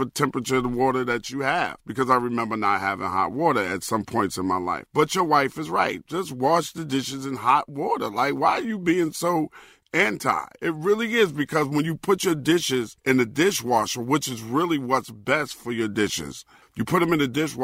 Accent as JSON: {"language": "English", "town": "New York City", "region": "New York", "country": "United States", "tie": "born or raised there", "said": "I was raised in Brooklyn, in Brownsville, and Bedford-Stuyvesant"}